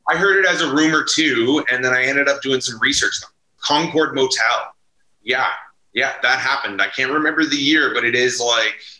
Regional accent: Ottawa, Ontario, Canada; I grew up in Manor Park, like right down the street on Hemlock

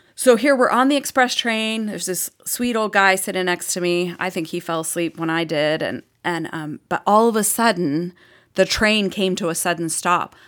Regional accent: Boston, Massachusetts, United States; accent: Boston; moved away as an adult; now in Austin, United States; My Boston accent

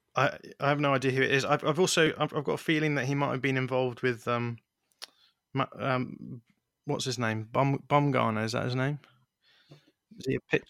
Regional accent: United Kingdom; for someone growing up in Britain

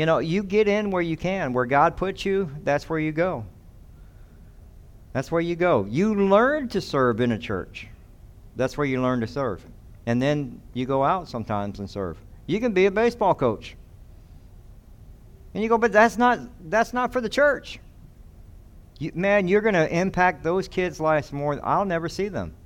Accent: the South, United States; I come from the South.

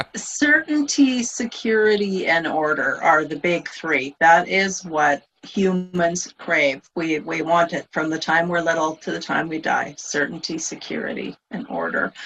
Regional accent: Canada; I'm Canadian, so I grew up in Canada

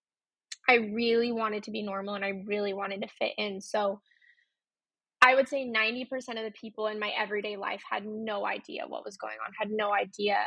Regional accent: Utah, United States; I grew up in Utah. I was born in Utah

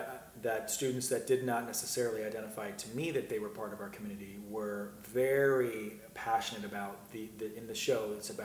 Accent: Hartford, Connecticut, United States; I grew up just outside of Hartford, Connecticut.

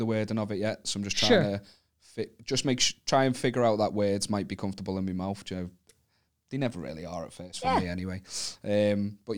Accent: Wallasey, North West England, United Kingdom; now in Liverpool, United Kingdom; I'm from I'm from Wallasey, which is the other side of the Mersey.

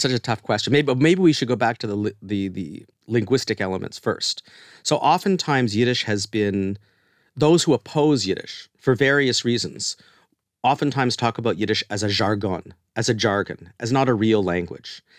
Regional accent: Canada; moved away as an adult; now in United States; we're both Canadian

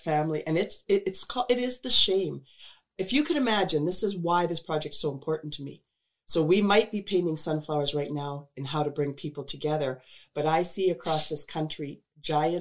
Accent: Crowsnest Pass, Alberta, Canada; we're not from here, right? We're from the Crow's Nest Pass

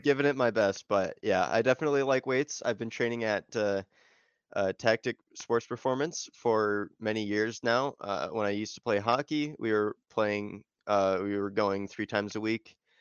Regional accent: Illinois, United States

